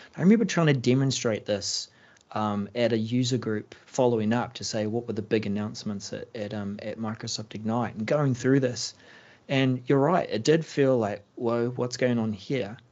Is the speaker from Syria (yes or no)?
no; New Zealand; I'm a Kiwi